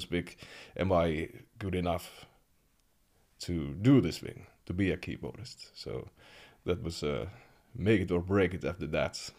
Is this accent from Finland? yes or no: yes; Kemi, Lapland, Finland; I grew up in Kemi